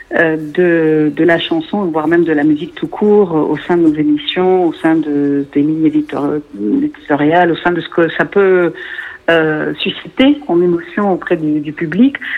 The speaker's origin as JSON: {"language": "French", "country": "Lebanon", "tie": "born or raised there", "said": "je suis libanaise, euh, née au Liban"}